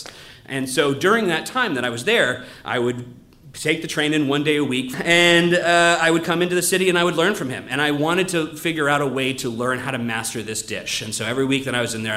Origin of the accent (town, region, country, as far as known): New England, United States; born or raised there